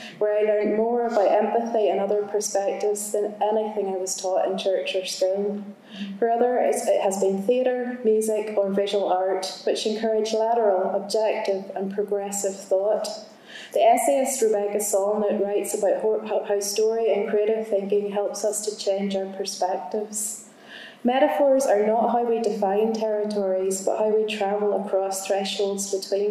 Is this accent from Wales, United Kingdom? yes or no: no; Northern Ireland, United Kingdom; being Northern Irish